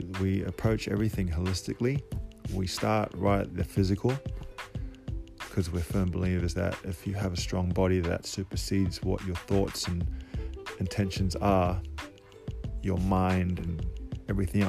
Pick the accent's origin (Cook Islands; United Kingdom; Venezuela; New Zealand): Cook Islands; I was raised in Polynesia, in the Cook Islands to be exact